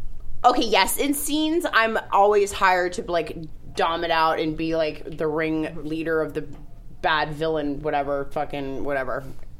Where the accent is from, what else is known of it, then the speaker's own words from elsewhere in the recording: Fort Lauderdale, Florida, United States; moved away as an adult; also born or lived in New York; now in Los Angeles, United States; I was born in New York, and then the family moved to Fort Lauderdale when I was 10, and then I moved to L.A. when I was 20.